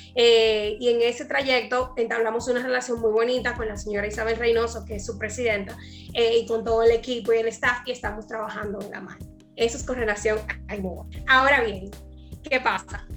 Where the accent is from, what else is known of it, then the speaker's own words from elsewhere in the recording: Dominican Republic; como decimos en buen dominicano